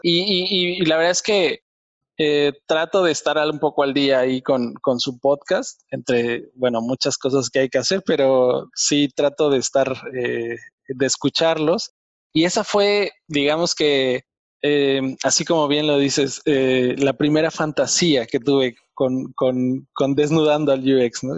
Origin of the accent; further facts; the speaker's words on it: Mexico; moved away as an adult; now in Germany; yo soy mexicano